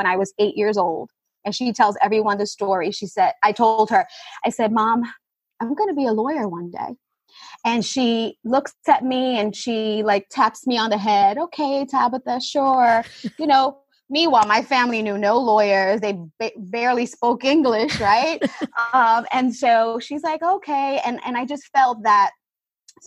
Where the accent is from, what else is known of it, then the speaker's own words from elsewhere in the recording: New York City, New York, United States; I grew up in Brooklyn, New York